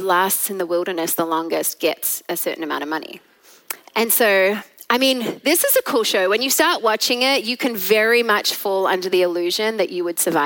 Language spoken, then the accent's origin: English; Australia; now in Texas, United States; I am Australian at heart